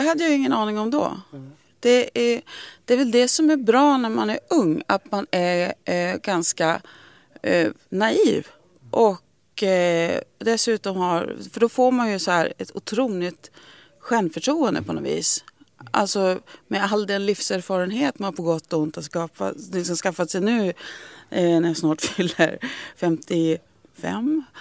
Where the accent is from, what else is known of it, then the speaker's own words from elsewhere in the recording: Skellefteå, Västerbotten County, Sweden; moved away as an adult; also born or lived in United States; now in Stockholm, Sweden; Jag, jag trivdes bra i Skellefteå, men jag hade liksom alltid sedan väldigt unga år haft det i mig att jag skulle flytta